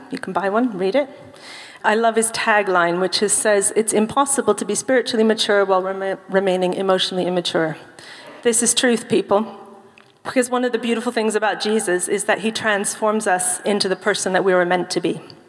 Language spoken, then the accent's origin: English; United Kingdom; I'm British. I'm fine. I'm keeping calm and carrying on.